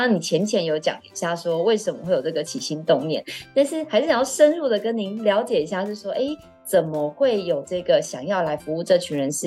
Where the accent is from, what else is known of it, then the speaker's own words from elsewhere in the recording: Taiwan; 我就是个土生土长，都在台湾，刷废的年轻人